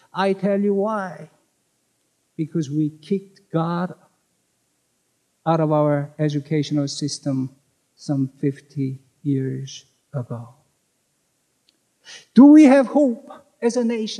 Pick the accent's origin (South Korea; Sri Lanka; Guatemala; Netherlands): South Korea; moved away as an adult; now in United States; Though I'm a U.S. citizen, unlike most of you, I was born in Korea and grew up there